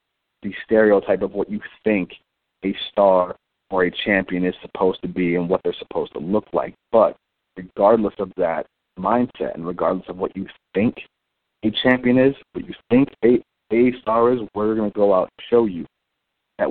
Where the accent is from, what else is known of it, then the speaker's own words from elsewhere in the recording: Cleveland, Ohio, United States; Growing up in Cleveland, especially on the east side of Cleveland